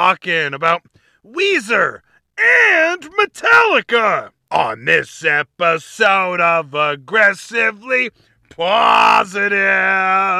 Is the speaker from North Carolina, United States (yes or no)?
no; Rhode Island, United States; my home state, Rhode Island.